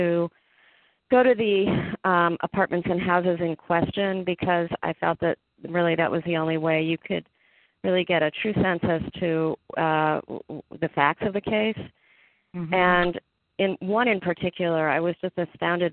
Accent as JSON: {"language": "English", "town": "Cleveland", "region": "Ohio", "country": "United States", "said": "I'm originally from Cleveland, Ohio"}